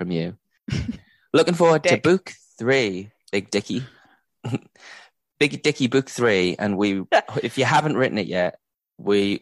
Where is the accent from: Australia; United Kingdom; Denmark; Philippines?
United Kingdom; we're British